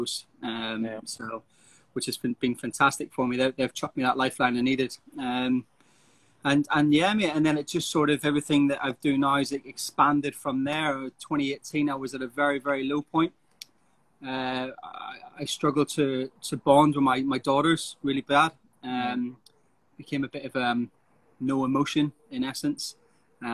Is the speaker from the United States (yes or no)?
no; Northern Ireland, United Kingdom; moved away as an adult; I'm from Northern Ireland originally